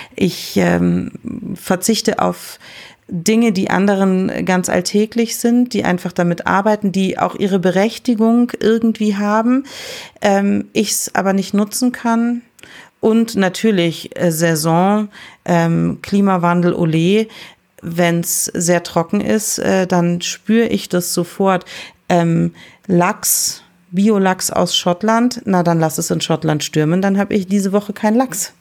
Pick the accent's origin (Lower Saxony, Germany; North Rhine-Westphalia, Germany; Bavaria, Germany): Bavaria, Germany; Balderschwang; ich bin im Hotel aufgewachsen